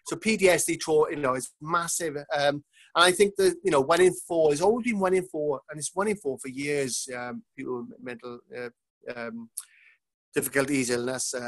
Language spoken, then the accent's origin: English; Manchester, North West England, United Kingdom; I'm coming from Manchester